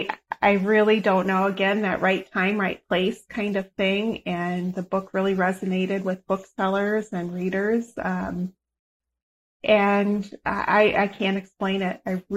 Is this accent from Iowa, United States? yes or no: yes; Iowa, United States; I grew up in Iowa. I was 12 years old